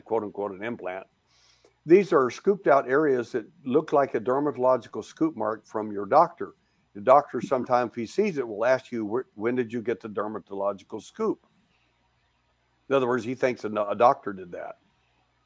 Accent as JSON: {"language": "English", "region": "Texas", "country": "United States", "tie": "born or raised there", "said": "I was born in Texas"}